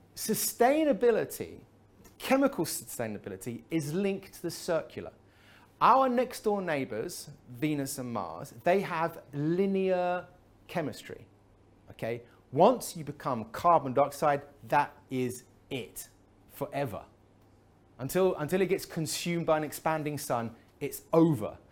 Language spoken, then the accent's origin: English; England, United Kingdom; I'm from England